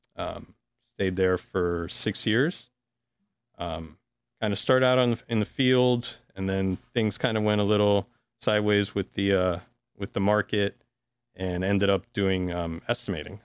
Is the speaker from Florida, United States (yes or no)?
yes; Miami, Florida, United States; now in Austin, United States; I was born in Miami